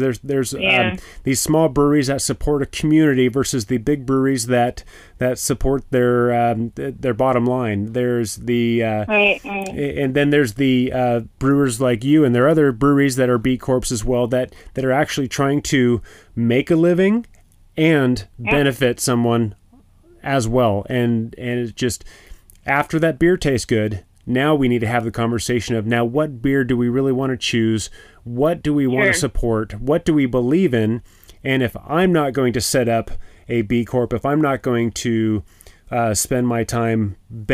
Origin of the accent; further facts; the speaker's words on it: California, United States; moved away; I grew up in California.